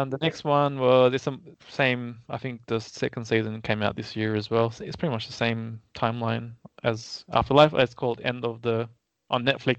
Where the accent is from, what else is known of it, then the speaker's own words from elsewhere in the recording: Australia; as an Australian, we do enjoy British humour